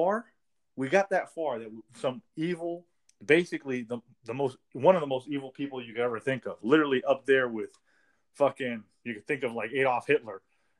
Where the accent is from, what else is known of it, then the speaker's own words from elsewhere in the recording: United States; I'm a full-blooded American. Born and raised in America.